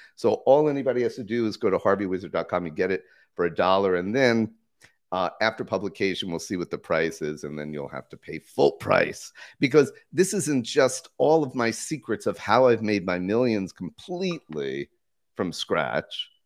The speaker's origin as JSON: {"language": "English", "country": "United States", "moved": "yes", "lives_now": "Costa Rica", "said": "I'm an American citizen, but I live full-time in Costa Rica."}